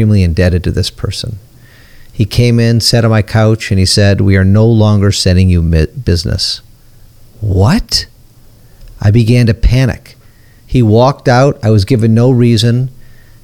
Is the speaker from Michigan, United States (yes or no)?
yes; Detroit, Michigan, United States; I'm from Detroit